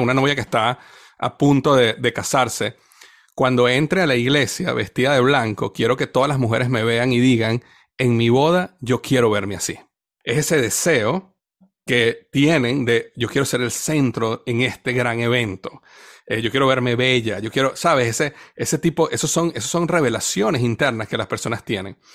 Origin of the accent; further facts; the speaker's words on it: Venezuela; Yo crecí en una cultura en Venezuela donde todo el mundo bailaba